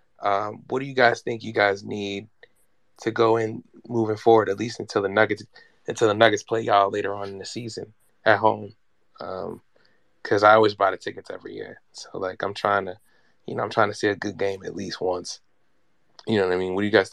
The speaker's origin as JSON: {"language": "English", "region": "New York", "country": "United States", "tie": "born or raised there", "said": "I was born in New York"}